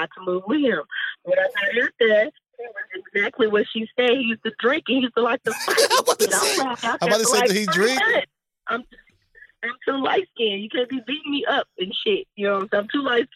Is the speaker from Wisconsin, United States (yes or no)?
no; Texas, United States; moved away as an adult; also born or lived in North Carolina; Me being from Texas